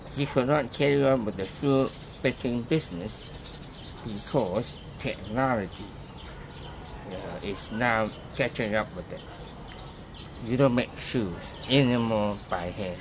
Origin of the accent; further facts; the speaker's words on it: Hong Kong; I was born in Hong Kong.